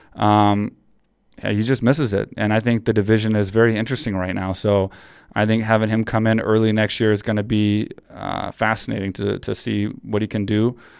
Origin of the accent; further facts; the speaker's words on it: Texas, United States; I grew up in Texas.